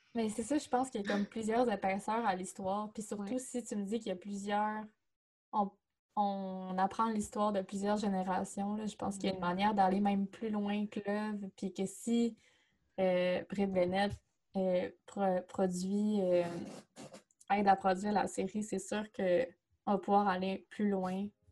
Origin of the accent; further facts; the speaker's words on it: Chicoutimi, Quebec, Canada; Chicoutimi, ma ville natale